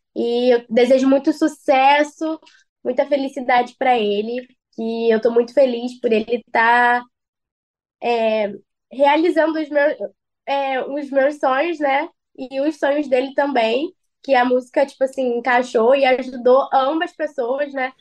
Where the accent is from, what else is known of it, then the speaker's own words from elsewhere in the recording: Rio de Janeiro, Brazil; eu sou da Zona Oeste, Rio de Janeiro, Bangu